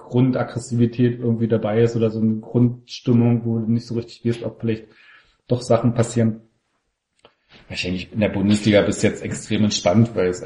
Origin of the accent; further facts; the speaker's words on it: Köpenick, Berlin, Germany; ich komme ja nun aus Köpenick